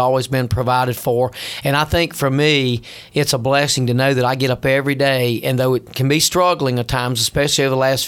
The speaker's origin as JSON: {"language": "English", "area": "Franklin County", "region": "Virginia", "country": "United States", "tie": "born or raised there", "also_born_or_lived": "Tidewater, Virginia", "moved": "as an adult", "said": "I grew up in Franklin County, and the only thing we were ever known for was making moonshine whiskey"}